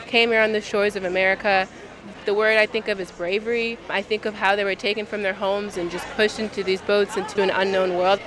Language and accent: English; New Jersey, United States; now in St. Louis, United States; I'm originally from Jersey.